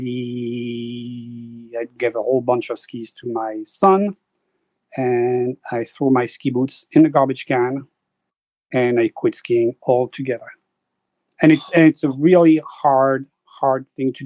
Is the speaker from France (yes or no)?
yes; Paris, Île-de-France, France; accent: French; English is a second language; moved away as an adult; also born or lived in French Alps / New York / Vermont; now in Connecticut, United States; I was born in Paris. And then by age 12, I was sent to the Alps to go ski.